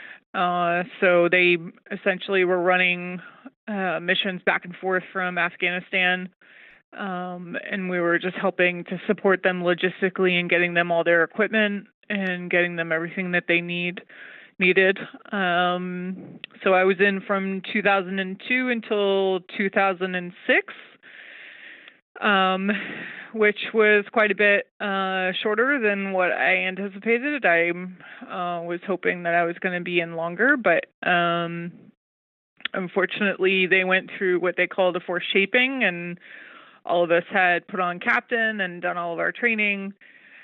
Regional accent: East Coast, New Jersey, United States; moved away as an adult; also born or lived in New York; now in Bay Area, California, United States; I'm originally from the East Coast. I was born in New Jersey. Spent a lot of time on the East Coast growing up. Spent a lot of time in New York

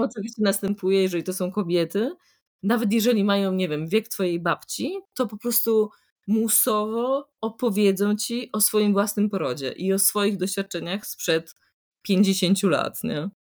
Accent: Poland; moved away as an adult; now in Italy

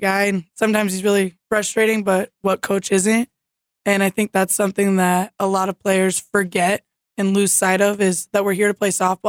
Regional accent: Boise, Idaho, United States; moved away as an adult; now in Jamestown, United States; the University of Idaho back in Boise, my hometown.

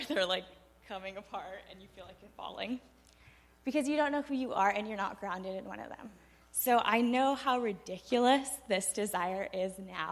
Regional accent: United States; first language Spanish; English is a second language; growing up in the U.S. I was born and raised here

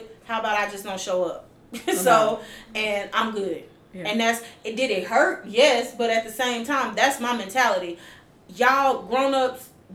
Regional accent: Mississippi, United States; we are from Mississippi

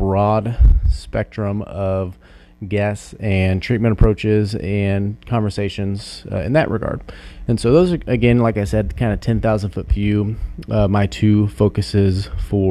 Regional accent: Salina, Kansas, United States; I'm actually originally from Salina. Played baseball, football, basketball in high school.

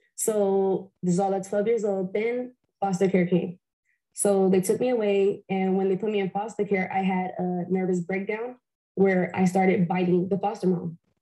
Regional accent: Compton, California, United States; also born or lived in Fontana, California; I am from Compton, California. I grew up in off of Bradfield and Rosecrans.

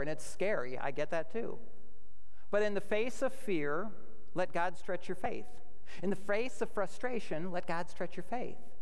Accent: United States; we as American Christian citizens

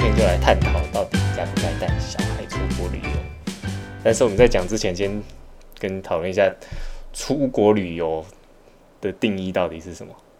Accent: Malaysia; also born or lived in Taiwan; 像我们小时候在马来西亚长大，就是在台湾 长大一部分，然后后来到马来西亚

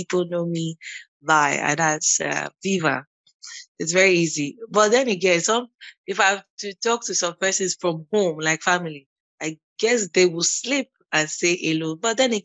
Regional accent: Lagos, Nigeria; I was born and bred in Lagos, still in Lagos.

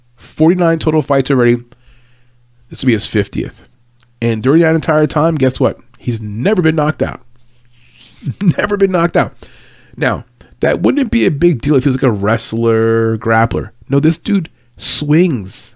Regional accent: New York City, New York, United States; moved away; I grew up in Brooklyn

